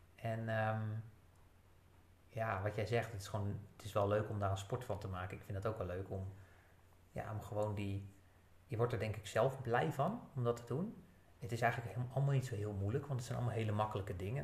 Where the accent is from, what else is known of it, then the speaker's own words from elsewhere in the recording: Netherlands; als Nederlanders